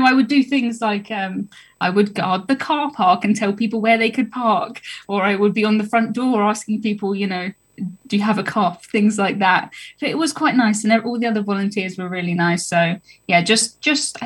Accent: United Kingdom; I'm from the South Coast

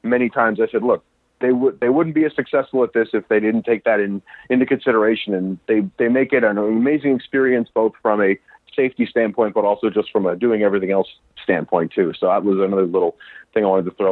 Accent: New Jersey, United States; now in Austin, United States; I'm from New Jersey, but I live in Austin, Texas

